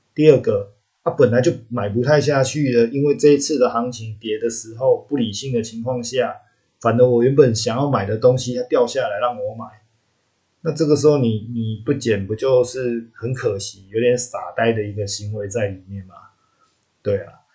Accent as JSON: {"language": "Chinese", "country": "Taiwan", "said": "我们台湾这边"}